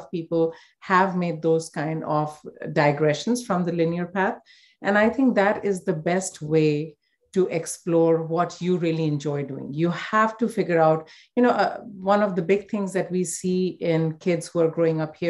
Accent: India; growing up in India

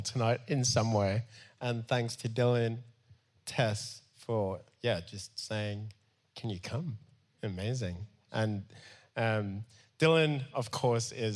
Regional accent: Cape Town, Western Cape, South Africa; I grew up in Mitchell's Plain for a lot of my childhood. And that's the roots

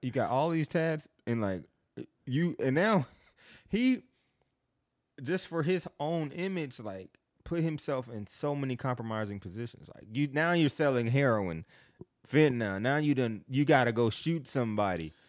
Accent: Kansas City, Missouri, United States; moved away as an adult; now in Atlanta, United States; I grew up in Kansas City

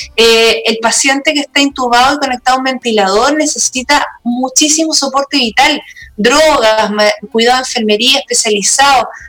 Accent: Santiago, Santiago Metropolitan Region, Chile; also born or lived in Patagonia; yo soy de Santiago

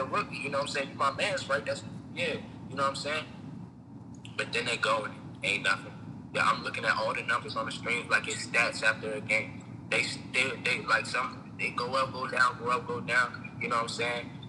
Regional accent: United States; I'm from Moco

